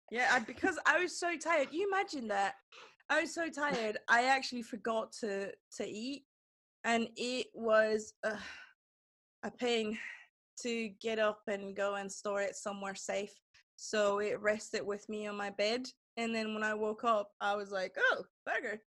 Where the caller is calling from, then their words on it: Durham, North Carolina, United States; I'm in Durham, yeah, North mm. Carolina.